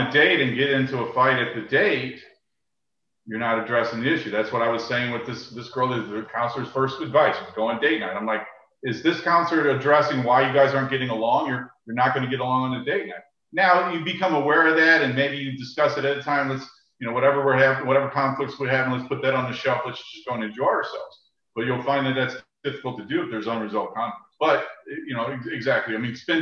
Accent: St. Louis, Missouri, United States; I grew up in St. Louis

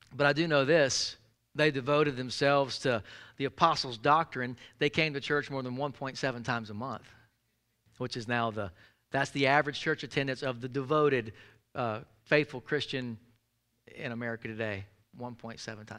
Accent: Jackson, Mississippi, United States; I grew up in South Jackson, Mississippi

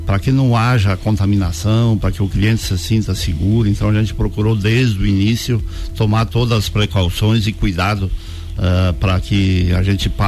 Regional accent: Tangará, Santa Catarina, Brazil; also born or lived in Lages; Tangará, nascemos em Tangará, com, e a, a minha família é de lá, Uh, e eu, eu vim para Lages

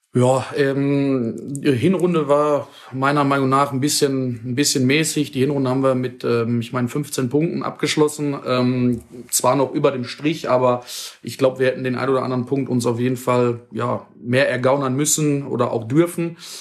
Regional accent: Dinslaken, North Rhine-Westphalia, Germany; ich komme aus Dienstlaken, bin dort auch geboren, aufgewachsen, lebe da mein ganzes Leben.

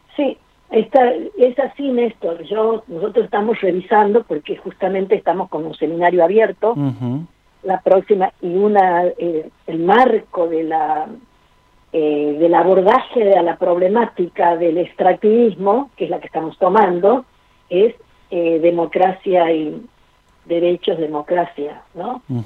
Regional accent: Argentina; nosotros como país, como Argentina, tiene una sólida cultura política

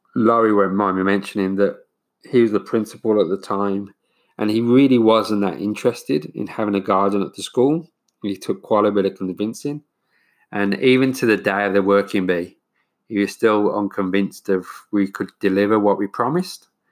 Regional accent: United Kingdom; now in New Zealand; being British

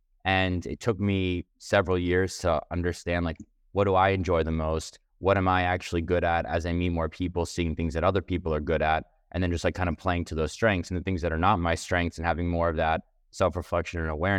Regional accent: Manhattan, New York, United States; So I grew up in Manhattan, raised by two other entrepreneurs at a real estate company in New York.

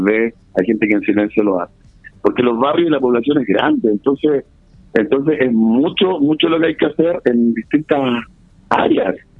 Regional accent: Chile; somos los chilenos

